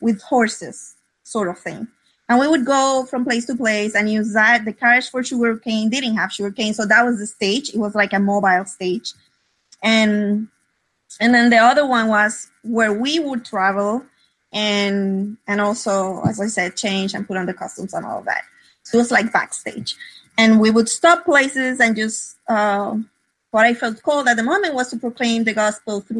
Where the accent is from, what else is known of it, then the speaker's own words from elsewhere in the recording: Puerto Rico; English is a second language; Well, I grew up in Puerto Rico.